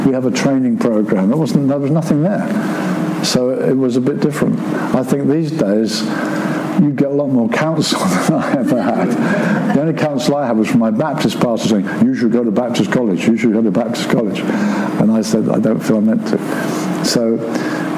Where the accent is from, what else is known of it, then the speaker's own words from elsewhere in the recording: Brighton, South East England, United Kingdom; now in Seaford, United Kingdom; I'm living at Seaford, I was raised in Brighton